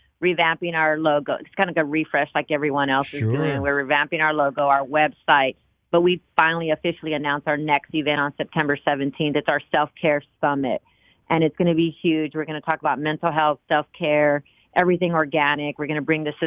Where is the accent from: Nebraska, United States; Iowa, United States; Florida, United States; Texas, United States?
Texas, United States; Austin; now in Dallas, United States; I'm from Austin